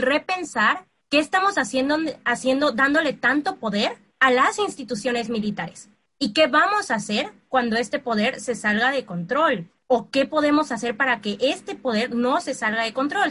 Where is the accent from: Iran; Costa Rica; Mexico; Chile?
Mexico; nosotros como mexicanos